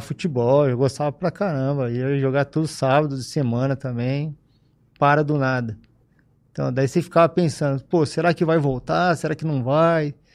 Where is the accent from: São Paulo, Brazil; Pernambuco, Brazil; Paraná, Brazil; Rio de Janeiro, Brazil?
São Paulo, Brazil; Ribeirão Preto; also born or lived in Piracicaba / Bebedouro; Eu nasci em Piracicaba e vim para Ribeirão com seis anos de idade. Aí de seis anos para cá, só, só vivi aqui, morei aqui